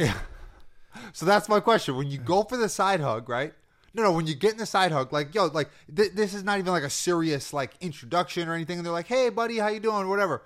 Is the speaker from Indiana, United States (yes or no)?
no; New York City, New York, United States; as a New Yorker